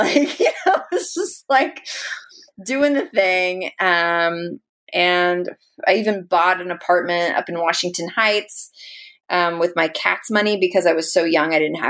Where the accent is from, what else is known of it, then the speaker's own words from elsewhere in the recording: Philippines; my name was so Spanish, and I am Spanish Filipino, but I do not look it.